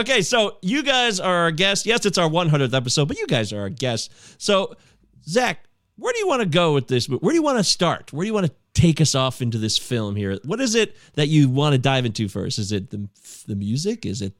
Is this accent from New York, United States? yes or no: no; Michigan, United States; also born or lived in Livonia, Michigan; Did you know we're Michiganders? Oh, yeah. I live in Livonia.